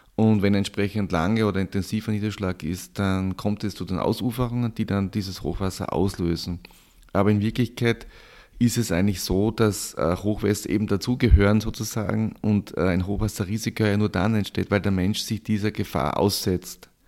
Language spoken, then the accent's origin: German; Styria, Austria; moved away; Ich komme ursprünglich aus der Steiermark, aus einem kleinen Ort, aus einer landwirtschaftlichen Familie